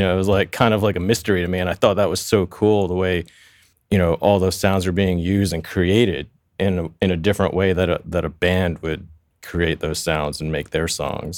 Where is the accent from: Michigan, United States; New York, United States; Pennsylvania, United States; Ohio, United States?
New York, United States; New York City; now in Los Angeles, United States; I grew up in Queens. which is, you know, I, I grew up in a town called Flushing